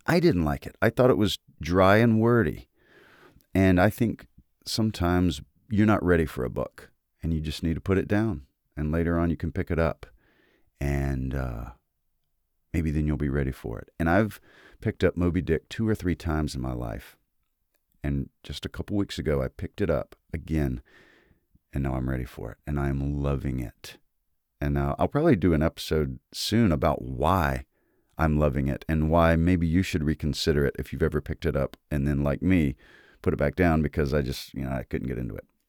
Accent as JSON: {"language": "English", "region": "Mississippi", "country": "United States", "said": "I am from Mississippi."}